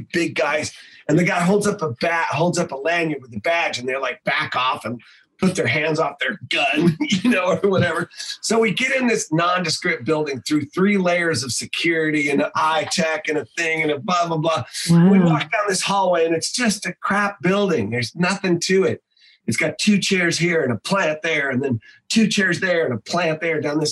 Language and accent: English; Northern California, United States; I'm from Northern California